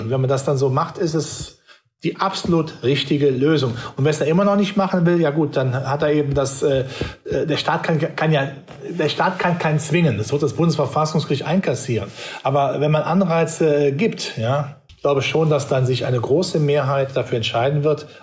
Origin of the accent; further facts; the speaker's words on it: North Rhine-Westphalia, Germany; ich bin ja Rheinländer